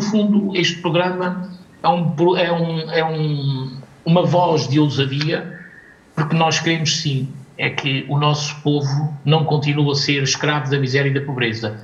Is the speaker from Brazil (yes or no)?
no; Portugal; nós acima de tudo somos portugueses